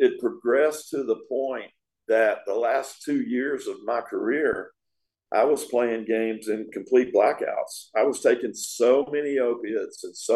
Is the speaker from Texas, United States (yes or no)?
yes; East Texas, United States; moved away as an adult; also born or lived in Tampa Bay, Florida; I was a kid from East Texas.